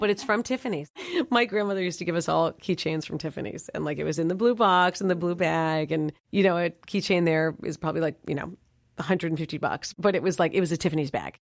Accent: New York City, New York, United States; moved away as an adult; also born or lived in Los Angeles; now in Dallas, United States; growing up in Manhattan, moving to L A to be an actor

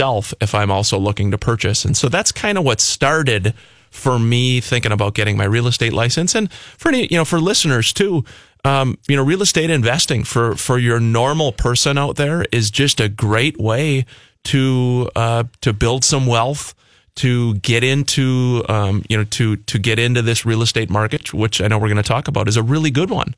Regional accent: New Prague, Minnesota, United States; I grew up down in New Prague, and kind of a small town guy like Jason

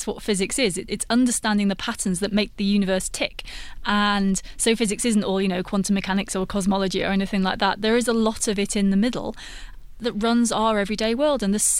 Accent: United Kingdom; I'm British, so we stir milk into tea a lot, but maybe here you stir milk into coffee more.

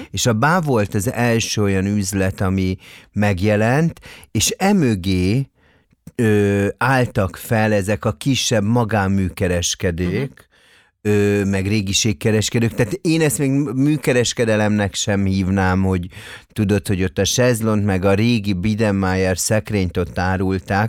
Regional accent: Budapest, Hungary; itt budapesti vagyok

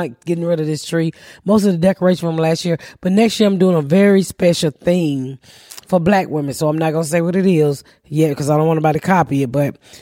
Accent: the South, United States; I talk fast because I'm from the South.

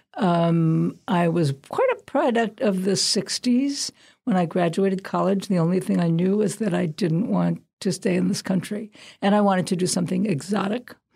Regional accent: Brooklyn, New York, United States; moved away; I'm from Brooklyn

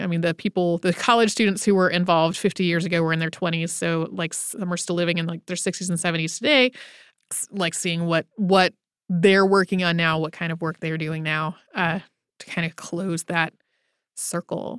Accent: North Carolina, United States; I grew up in North Carolina, our North Carolina history class

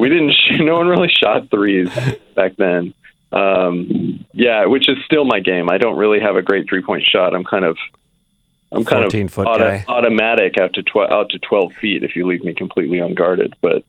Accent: Oregon, United States; I'm actually originally from Oregon.

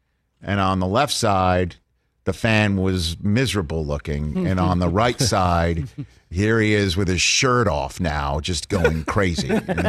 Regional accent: New York City, New York, United States; I am from New York City. It's a borough.

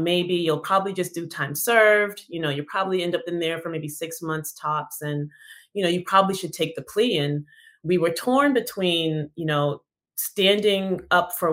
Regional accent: Massachusetts, United States; I'm from Massachusetts

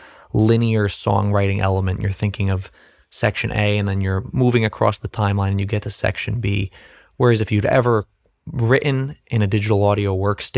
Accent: New Jersey, United States

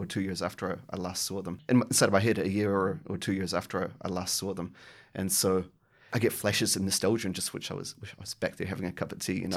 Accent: New Zealand; now in Australia; I'm a New Zealander living in Australia

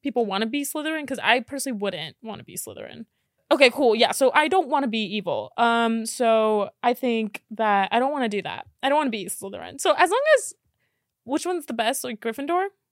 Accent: Miami, Florida, United States; moved away; also born or lived in Texas; I'm from Miami, so I know what hot is

